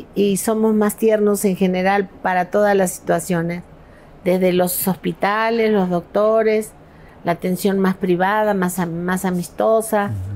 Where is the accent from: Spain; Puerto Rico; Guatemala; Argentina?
Argentina; Patagonia; moved away as an adult; also born or lived in Los Angeles, United States; now in Mexico; yo soy de la Patagonia, no soy de Buenos Aires